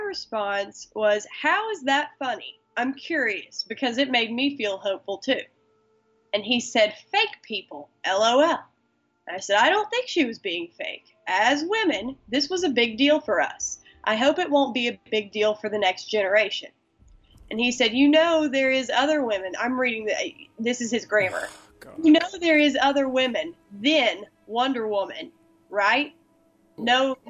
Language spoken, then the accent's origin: English; Appalachia, United States; I was born in the South. I was raised in the coal fields of Appalachia